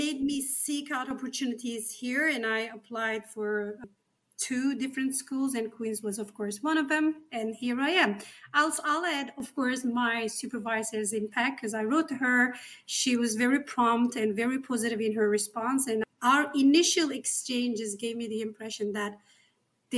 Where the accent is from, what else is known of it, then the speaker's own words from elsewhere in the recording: Turkey; English is a second language; moved away as an adult; now in Canada; I come from Turkey, or the Republic of Turkey